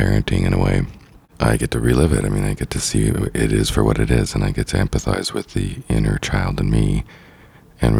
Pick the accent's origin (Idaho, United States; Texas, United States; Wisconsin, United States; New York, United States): Idaho, United States; growing up in Idaho, you know, in the Northwest